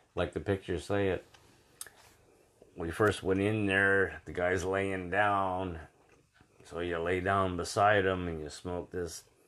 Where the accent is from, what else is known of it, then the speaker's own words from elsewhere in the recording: Brampton, Ontario, Canada; I was from Brampton originally.